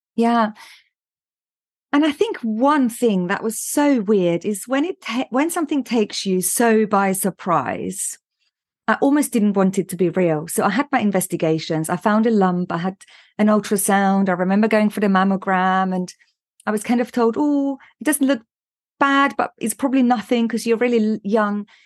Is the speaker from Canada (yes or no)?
no; Austria; moved away as an adult; also born or lived in London, United Kingdom; now in United Kingdom; I was born in Austria